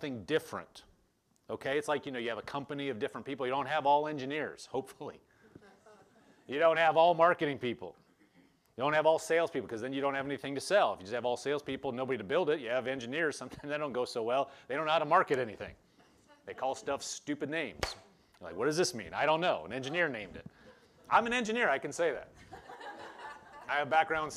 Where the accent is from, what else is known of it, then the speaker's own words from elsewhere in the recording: Omaha, Nebraska, United States; also born or lived in Lincoln, Nebraska; I grew up in Omaha